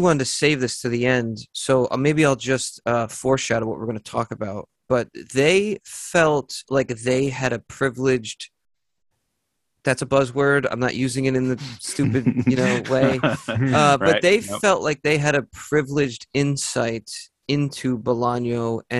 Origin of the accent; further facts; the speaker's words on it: New York, United States; I'm from New York.